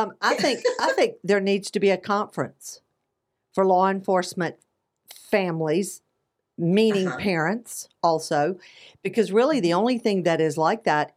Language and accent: English; Southern, United States; accent: Southern; now in Phoenix, United States; my Southern accent